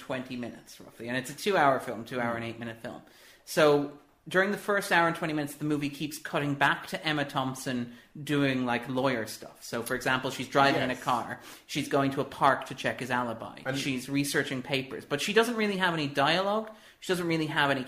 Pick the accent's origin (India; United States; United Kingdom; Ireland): Ireland; we're both from the Republic of Ireland